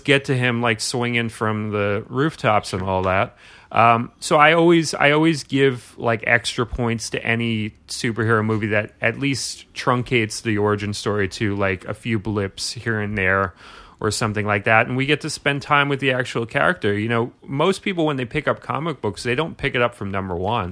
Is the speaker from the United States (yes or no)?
yes; New York City, New York, United States; I grew up in Brooklyn.